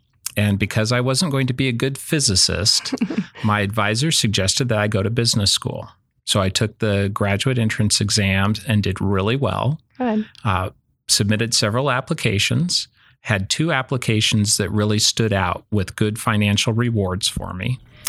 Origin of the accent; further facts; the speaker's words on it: Idaho, United States; also born or lived in California; Correct. I was born in California. I moved to Idaho when I was about 4 years old.